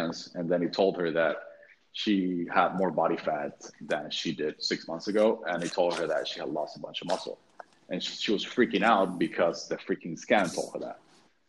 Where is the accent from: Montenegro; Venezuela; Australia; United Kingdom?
Venezuela; moved away as an adult; also born or lived in Texas; then I moved back to Venezuela, which is my home country